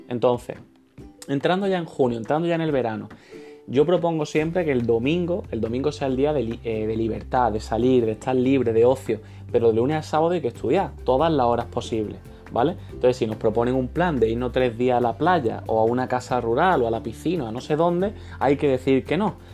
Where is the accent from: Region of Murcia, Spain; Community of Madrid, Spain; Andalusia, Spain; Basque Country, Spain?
Andalusia, Spain; Málaga; yo soy de costa, de Málaga